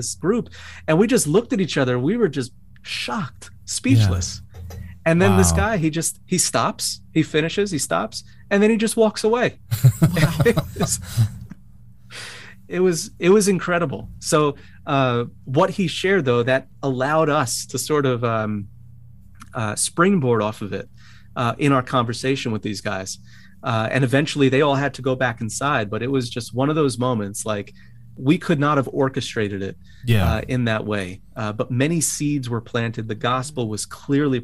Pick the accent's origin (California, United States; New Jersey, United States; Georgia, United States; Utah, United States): New Jersey, United States; Bayonne; moved away as an adult; also born or lived in Secaucus, New Jersey / West Palm Beach, Florida; now in Brooklyn, United States; I was born in Secaucus, New Jersey, and grew up in Bayonne, New Jersey